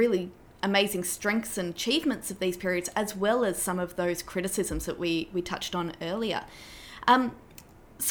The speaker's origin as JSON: {"language": "English", "country": "Australia", "said": "as an Australian woman"}